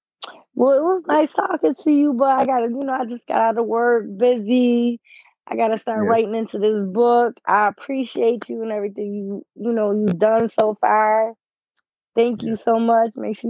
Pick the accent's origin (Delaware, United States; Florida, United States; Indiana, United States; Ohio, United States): Florida, United States; Wildwood; Right. Let y'all know I'm from Wildwood, Florida. That's where my people's from.